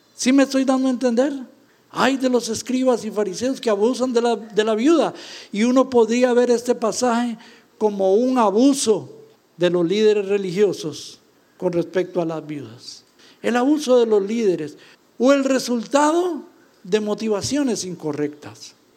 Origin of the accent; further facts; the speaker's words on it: Costa Rica; se sabe que venimos de Costa Rica